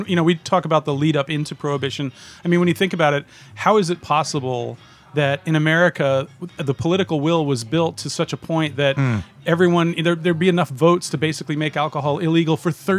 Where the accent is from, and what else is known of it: Mystic, Connecticut, United States; born or raised there; moved away